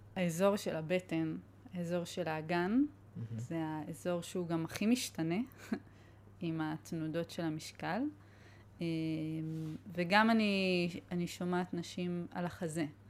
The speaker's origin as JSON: {"language": "Hebrew", "country": "Israel", "said": "אני באה מקיבוץ"}